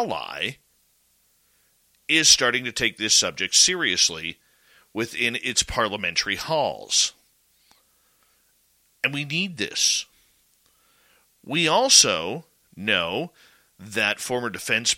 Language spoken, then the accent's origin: English; Canada; I am a Canadian host